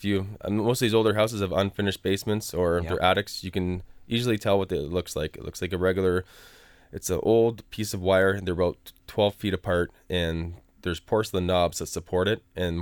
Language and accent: English; East of England, United Kingdom; I'm from Essex.